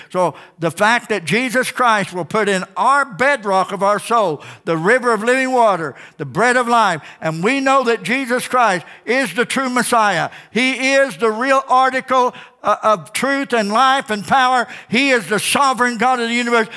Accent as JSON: {"language": "English", "town": "Ozark", "country": "United States", "tie": "born or raised there", "said": "I grew up in Ozark"}